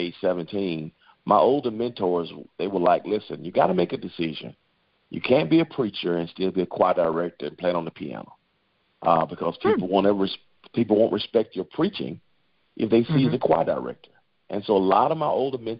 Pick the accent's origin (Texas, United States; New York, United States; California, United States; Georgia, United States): Georgia, United States; Macon; moved away as an adult; now in Atlanta, United States; I grew up in Macon, Georgia